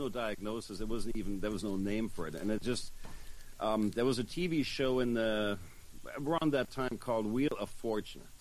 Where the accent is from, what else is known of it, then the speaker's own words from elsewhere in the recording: Germany; born there; accent: German; also born or lived in Los Angeles; I was born in Germany uh, to a uh, German father, and if you can hear the funny accent, that's why I lived there for 10 years when I was a teenager